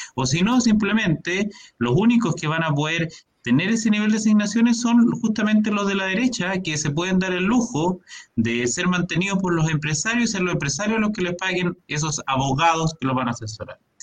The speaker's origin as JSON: {"language": "Spanish", "country": "Chile"}